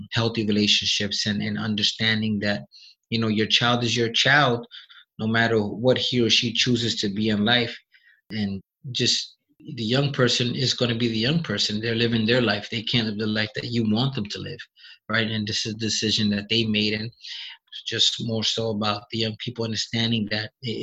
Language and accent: English; New York City, New York, United States; I was born in the South Bronx